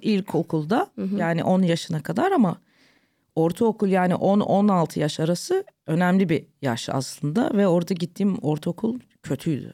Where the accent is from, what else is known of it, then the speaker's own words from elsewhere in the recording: London, United Kingdom; moved away as an adult; now in Istanbul, Turkey; Bizimkiler Londra'ya taşınıyorlar. Ben orada doğdum, orada büyüdüm.